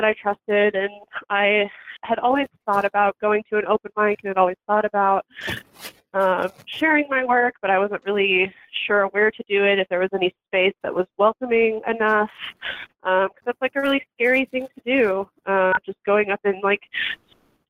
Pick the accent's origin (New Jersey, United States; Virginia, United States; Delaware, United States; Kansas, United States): Kansas, United States; Johnson County; I grew up in Kansas. So, you know, I'm a Midwest girl at heart. And I really, I don't know. I grew up in Johnson County